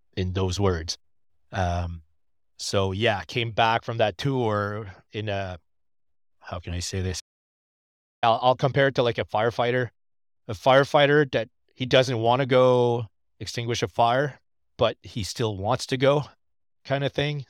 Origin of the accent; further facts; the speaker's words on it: New Brunswick, Canada; moved away as an adult; now in Quebec, Canada; I am not from Quebec. I am actually from New Brunswick. I'm a proud Acadian.